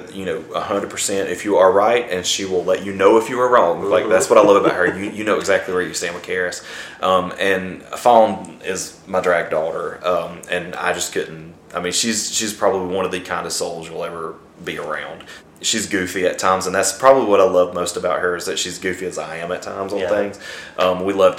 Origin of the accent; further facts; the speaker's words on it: St. Clair County, Alabama, United States; I'm from St. Clair County, Alabama